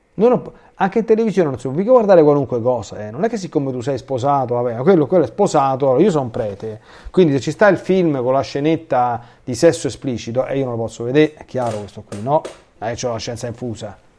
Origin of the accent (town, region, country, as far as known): Rome, Lazio, Italy